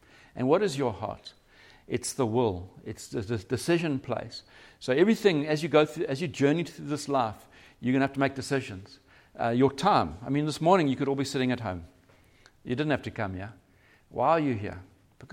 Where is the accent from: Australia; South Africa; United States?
South Africa; Durban, KwaZulu-Natal; moved away as an adult; now in Cape Town, South Africa; We're from Durban originally